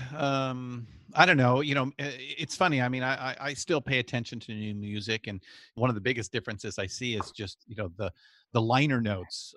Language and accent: English; Southern California, United States; growing up in Southern California